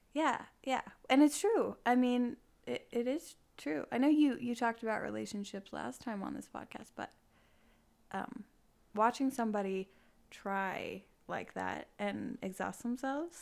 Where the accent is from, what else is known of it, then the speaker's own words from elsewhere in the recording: Bountiful, Utah, United States; moved away; I'm from Bountiful, Utah